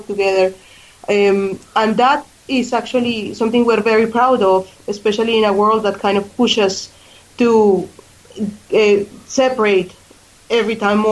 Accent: Colombia; English is a second language; moved away as an adult; also born or lived in Australia; now in Ireland; I was born in Colombia, where I live most of my life

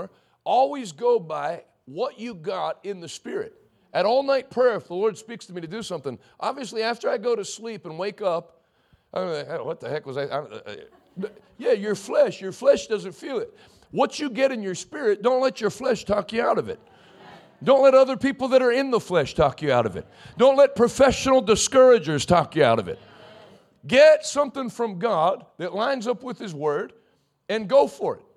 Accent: United States; I'm from Washington County

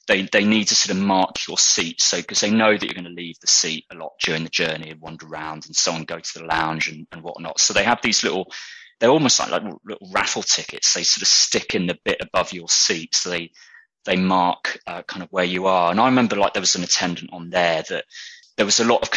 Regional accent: United Kingdom; accent: British; my British accent

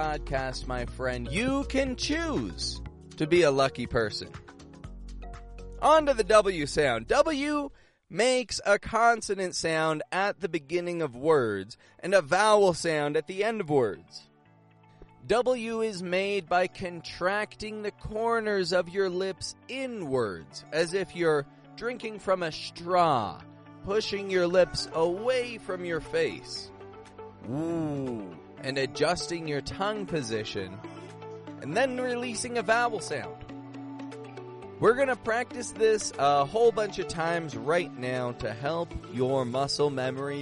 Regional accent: Toronto, Ontario, Canada; I'm from Toronto, Canada

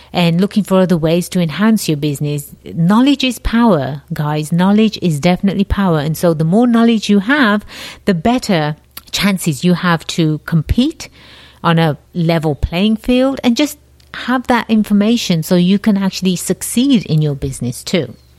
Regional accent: England, United Kingdom; moved away as an adult; now in United States; I have a slight accent. Yes, I do. I was born and raised in England, the jolly old land across the pond

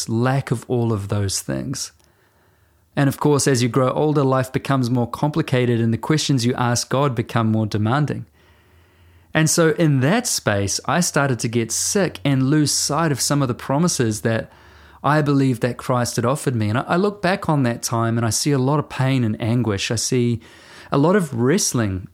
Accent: New Zealand

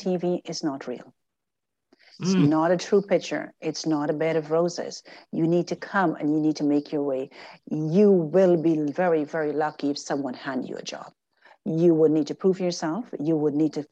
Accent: Guyana; now in Canada; I'm still a Guyanese at heart.

